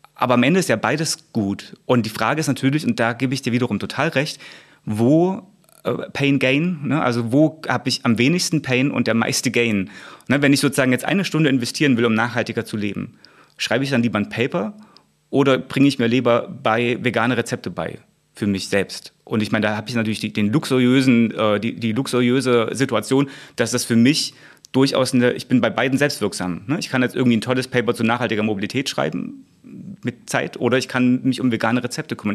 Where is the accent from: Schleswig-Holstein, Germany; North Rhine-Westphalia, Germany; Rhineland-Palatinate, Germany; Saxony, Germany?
Saxony, Germany; Ore Mountains; im Erzgebirge in meiner Heimat